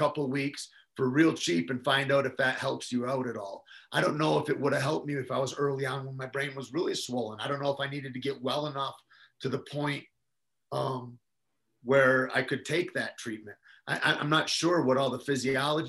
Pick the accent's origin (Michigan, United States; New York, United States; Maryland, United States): Michigan, United States; moved away; also born or lived in New Mexico; I come from Michigan